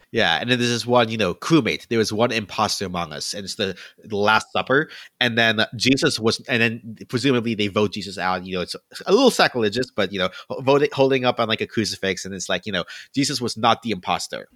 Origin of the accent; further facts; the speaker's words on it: Philippines; now I'm Filipino